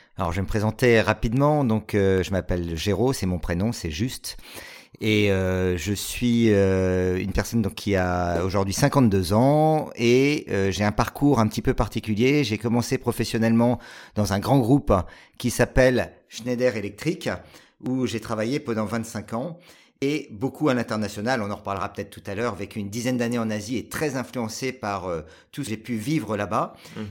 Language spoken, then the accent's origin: French; Paris region, Île-de-France, France; moved away as an adult; also born or lived in Asia / Grenoble; j'ai euh, vécu jusqu'à l'âge de 23 ans en région parisienne